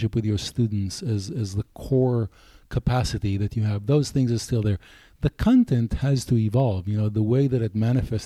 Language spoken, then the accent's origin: English; Israel; English is a second language; moved away as an adult; also born or lived in Tel Aviv / England; now in United States; I grew up a boy in Israel